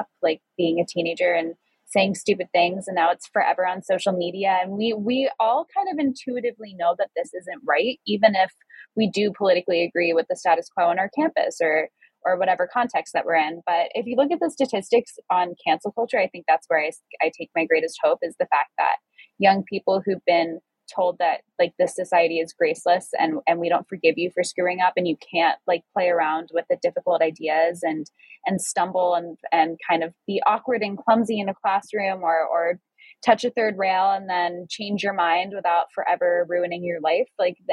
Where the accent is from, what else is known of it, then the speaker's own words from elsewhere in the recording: New York, United States; being a young person growing up in New York